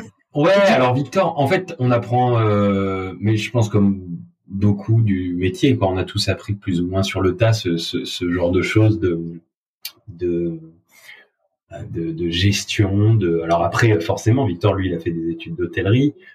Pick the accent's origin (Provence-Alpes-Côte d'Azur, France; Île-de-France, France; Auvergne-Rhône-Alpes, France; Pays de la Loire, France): Provence-Alpes-Côte d'Azur, France; Avignon; moved away as an adult; now in Paris, France; Je viens d'Avignon, j'ai fait toutes mes études à Avignon, ma famille est basée à Avignon